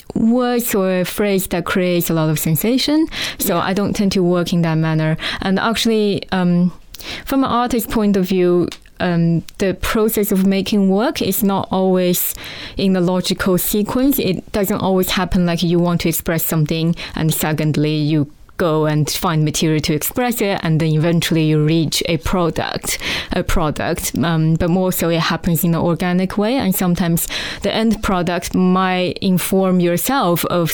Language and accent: English; China; born there; I mean, I would introduce myself as I was born in China